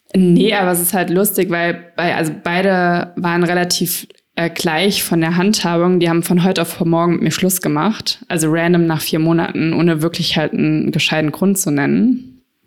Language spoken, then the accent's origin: German; Frankfurt, Hesse, Germany; ich bin damals in Frankfurt aufgewachsen